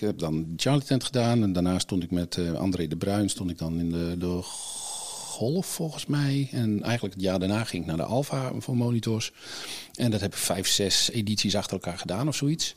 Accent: Friesland, Netherlands; moved away as an adult; also born or lived in England; vanuit Friesland, waar ik vandaan kom

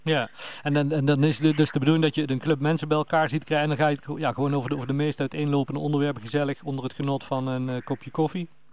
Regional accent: Netherlands; We zijn Hollanders.

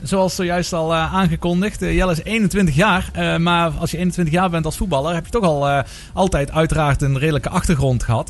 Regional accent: Maastricht, Limburg, Netherlands; zelf als Maastrichtenaar

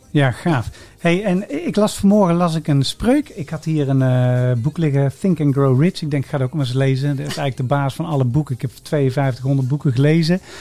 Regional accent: Sint-Oedenrode, North Brabant, Netherlands; ik kom hier uit Sint-Tuderode-Rooi

